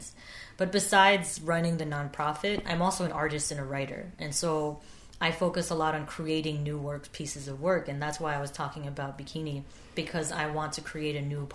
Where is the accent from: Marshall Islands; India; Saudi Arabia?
Marshall Islands; I am from the Marshall Islands